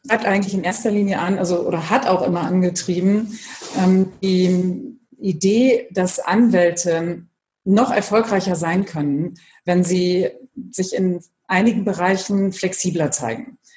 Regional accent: Bremen, Germany; also born or lived in Brussels / Frankfurt / Hamburg; in Brüssel und in Frankfurt, über Hamburg dann wieder nach Bremen gekommen. Also bin meiner Heimat treu geblieben.

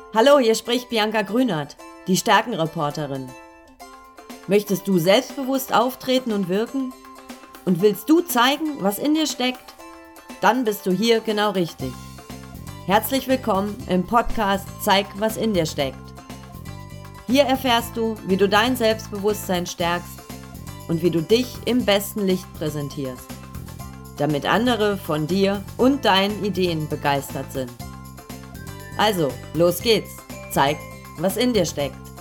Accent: Cologne, North Rhine-Westphalia, Germany; ich komme aus Köln

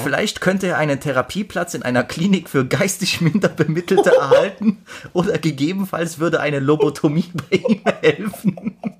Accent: Germany; ich bin auch Deutscher

